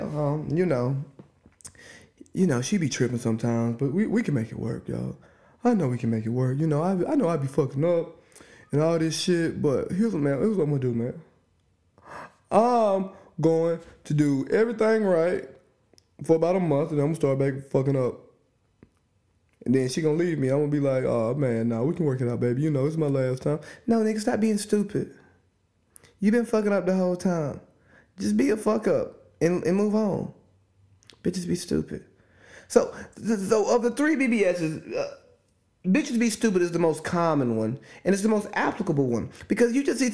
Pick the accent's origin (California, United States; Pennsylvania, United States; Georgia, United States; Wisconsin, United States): Georgia, United States; Cartersville; my hometown, Cartersville, Georgia, Northwest Georgia, Bartow County